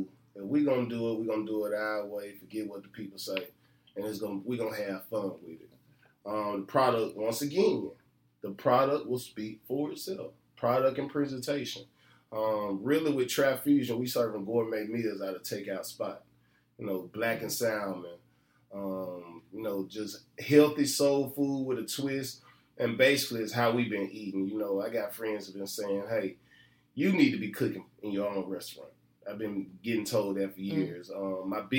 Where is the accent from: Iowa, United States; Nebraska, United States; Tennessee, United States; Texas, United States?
Tennessee, United States; Memphis; I'm from Memphis, Maine.